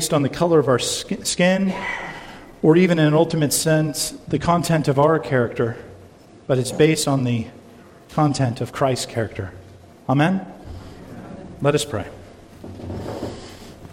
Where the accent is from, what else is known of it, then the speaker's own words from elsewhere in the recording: San Diego, California, United States; Growing up in San Diego